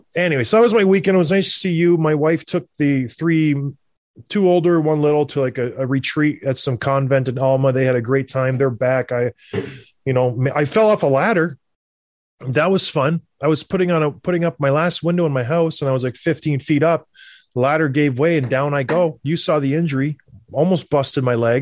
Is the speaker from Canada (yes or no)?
yes; Canada; growing up in Canada